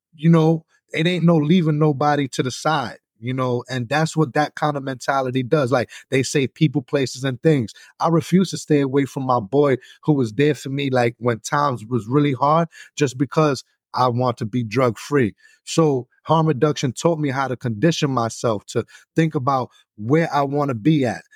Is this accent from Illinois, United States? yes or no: no; New York City, New York, United States; moved away as an adult; now in Buffalo, United States; I'm originally from New York City